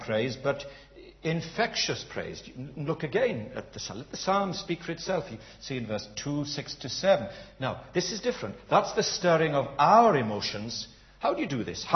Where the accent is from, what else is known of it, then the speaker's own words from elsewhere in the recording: United Kingdom; we're British